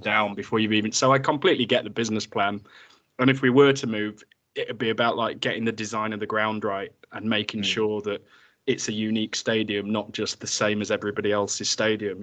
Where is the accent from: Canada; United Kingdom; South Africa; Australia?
United Kingdom; Grimsby, Yorkshire and the Humber; I'm from Grimsby as well